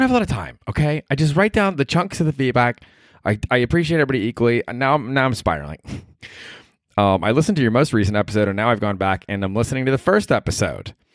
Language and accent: English; Alabama, United States; I'm from Alabama.